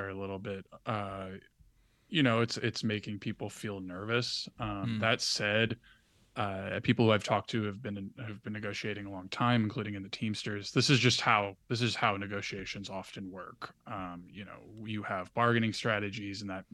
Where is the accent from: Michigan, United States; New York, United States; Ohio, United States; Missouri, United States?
New York, United States; New York City; my hometown of Brooklyn